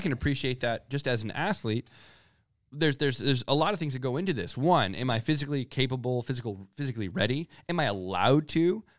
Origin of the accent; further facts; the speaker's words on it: United States; I'm American, right?